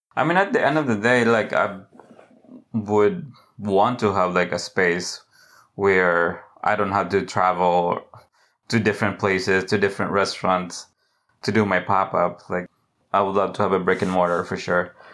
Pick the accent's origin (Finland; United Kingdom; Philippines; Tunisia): Philippines; also born or lived in Massachusetts, United States; now in Charleston, United States; I grew up in the Philippines.